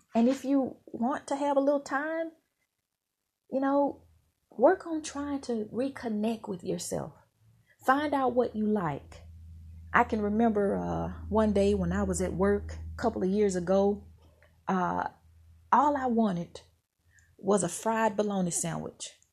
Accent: Mississippi, United States; moved away; where I grew up in Mississippi

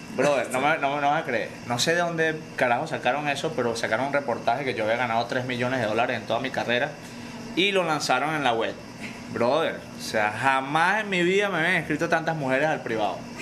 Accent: Venezuela; moved away as an adult; now in United States; desde que salí de Venezuela

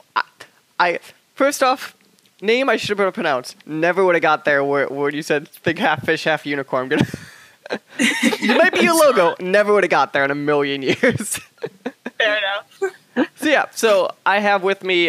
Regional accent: United States; I come from the United States

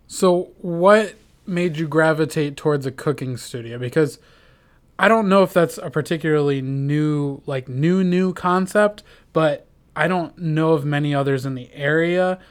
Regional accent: Minnesota, United States; in my hometown in Minnesota they had us take it in eighth grade

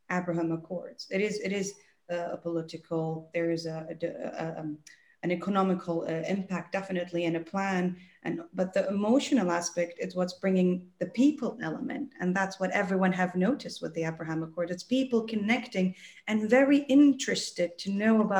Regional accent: Dubai, United Arab Emirates; accent: American; also born or lived in England; I have a very American accent and they think, where, where are you from in the US? And I'm like, yeah from Dubai, but it's such a melting pot

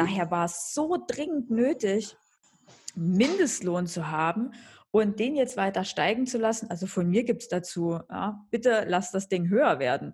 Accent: eastern Germany, Germany; moved away as an adult; now in Munich, Germany; aus den neuen Bundesländern, ja, aus, aus meiner Heimat sozusagen

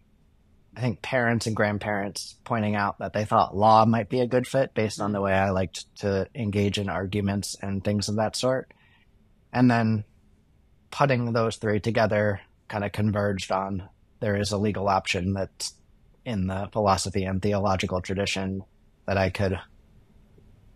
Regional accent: Massachusetts and Virginia, East Coast, United States; moved away as an adult; now in St. Paul, United States; I grew up on the East Coast, kind of split between Massachusetts and Virginia.

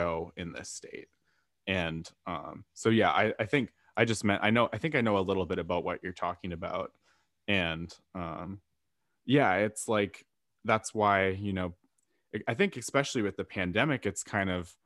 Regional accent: Fairbanks, Alaska, United States; also born or lived in Anchorage; I grew up in Fairbanks

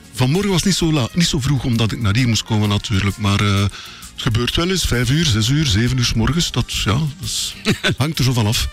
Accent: Belgium; wij als Belgen

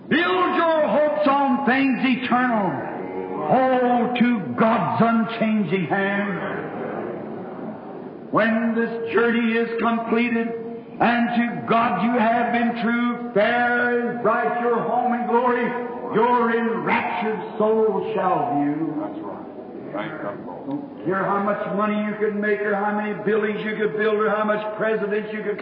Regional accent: United States; I'm an American, and I believe in democracy.

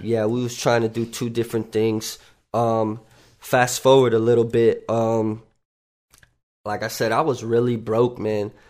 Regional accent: North Miami Beach, Florida, United States; also born or lived in Tarrytown, New York; I grew up in North Miami Beach

